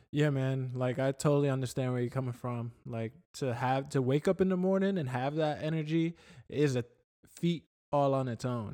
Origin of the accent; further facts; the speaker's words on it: New York, United States; moved away; when I was a kid growing up in New York